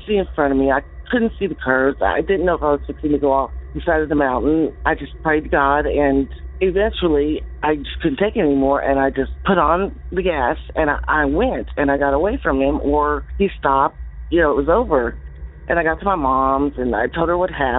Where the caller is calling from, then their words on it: Central Arkansas, United States; I'm calling from Central Arkansas